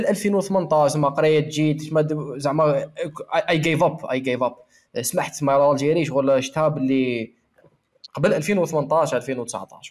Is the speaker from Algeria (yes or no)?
yes; Algeria; أنا جزائري